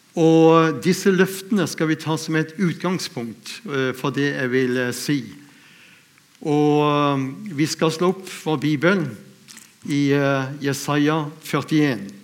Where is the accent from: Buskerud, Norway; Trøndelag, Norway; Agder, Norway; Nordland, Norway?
Agder, Norway; Lindesnes; jeg er født ute på Lindesnes